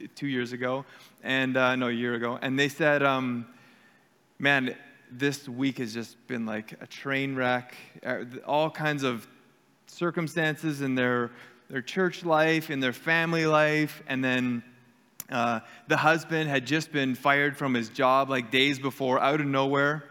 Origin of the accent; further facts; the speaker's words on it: Canada; we're Canadian and we are um, Mennonite area here